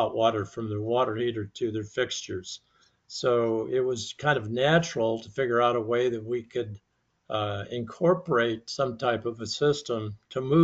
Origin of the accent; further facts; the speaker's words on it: Mojave Desert, California, United States; I grew up in the Mojave Desert